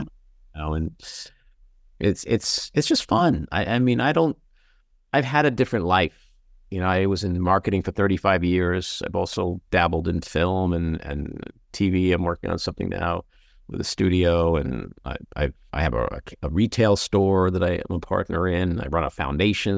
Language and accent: English; New York City, New York, United States; I'm a kid from Queens